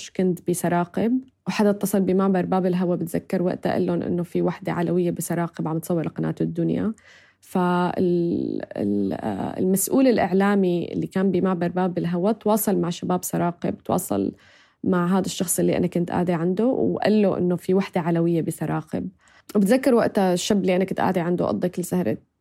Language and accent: Arabic; Syria; moved away as an adult; also born or lived in Turkey / United States; كسوريين بنعرف